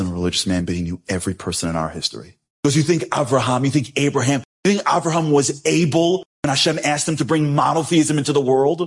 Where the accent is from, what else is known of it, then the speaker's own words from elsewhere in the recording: United States; I'm American